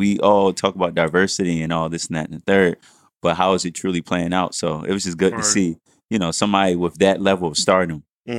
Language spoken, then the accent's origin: English; Jamaica; I'm Jamaican too